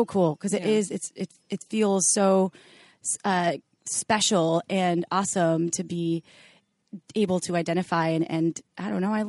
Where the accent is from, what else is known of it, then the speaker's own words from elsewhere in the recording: Wisconsin, United States; where are you from? You have the most interesting accent. Wisconsin.